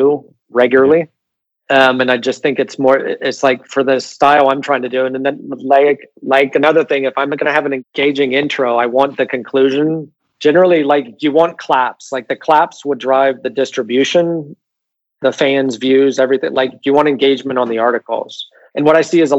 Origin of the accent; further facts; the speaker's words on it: United States; moved away as an adult; now in Barcelona, Spain; I'm from America